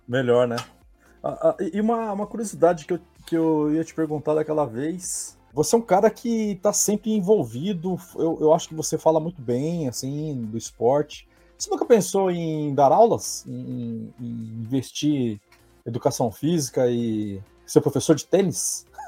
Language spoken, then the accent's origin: Portuguese; Maringá, Paraná, Brazil; moved away; eu sou paranaense, né? E eu lá, lá em Maringá eu treinava com um professor chamado Kid